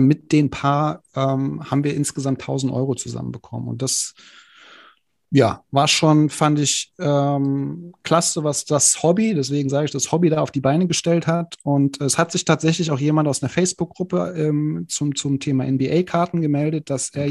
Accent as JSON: {"language": "German", "town": "Frankfurt", "region": "Hesse", "country": "Germany", "said": "komme ich aus Frankfurt"}